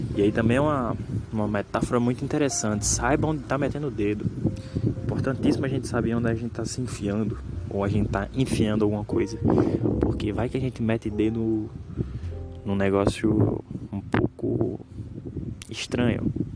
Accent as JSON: {"language": "Portuguese", "region": "Northeast Region", "country": "Brazil", "said": "eu sou nordestino"}